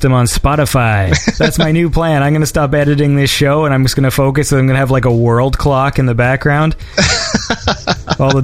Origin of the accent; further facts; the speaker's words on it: Canada; I'm a Canadian